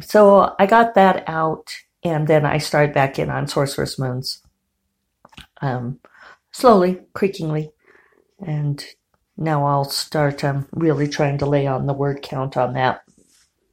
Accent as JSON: {"language": "English", "region": "Colorado", "country": "United States", "tie": "born or raised there", "said": "I grew up in Colorado"}